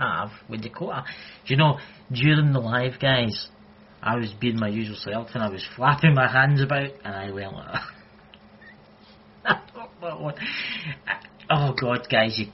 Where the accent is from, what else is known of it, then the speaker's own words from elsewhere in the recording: Scotland, United Kingdom; accent: Scottish; my Scottish accent, some people can't understand it